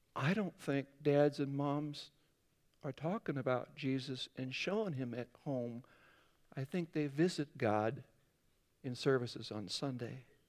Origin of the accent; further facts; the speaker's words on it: Northwest Iowa, United States; moved away; I grew up in Northwest Iowa